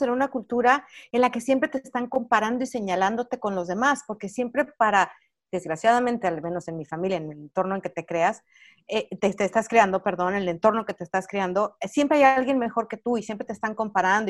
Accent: Mexico; moved away as an adult; now in Los Angeles, United States; yo soy mexicana, tengo 20 años radicando en este país

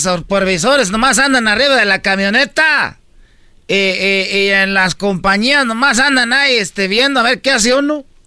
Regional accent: Michoacán, Mexico; yo soy de Michoacán

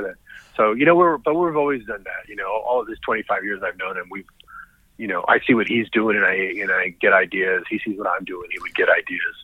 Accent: United States; I'm Mexican American

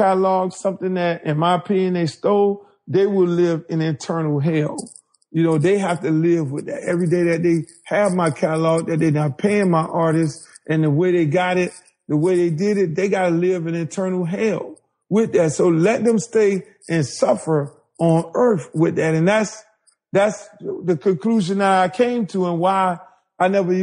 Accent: Miami, Florida, United States; I'm a guy from Miami. I'm all about Miami

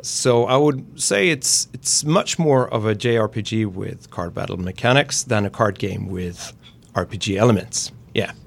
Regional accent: Gothenburg, Västra Götaland, Sweden

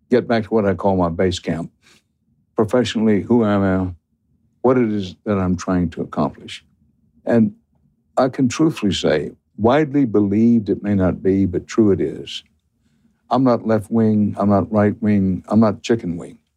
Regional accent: Missouri, United States; Well, I'm raised from Missouri.

